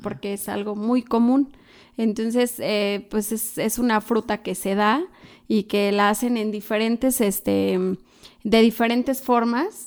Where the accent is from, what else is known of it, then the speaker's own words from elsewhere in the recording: Malinalco, State of Mexico, Mexico; moved away; allá en mi pueblo, que es Malinalco, Chalma